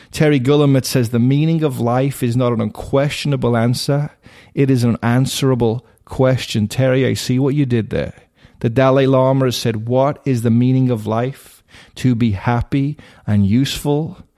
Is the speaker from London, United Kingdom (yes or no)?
no; Liverpool, North West England, United Kingdom; now in United States; I was raised in Liverpool, England.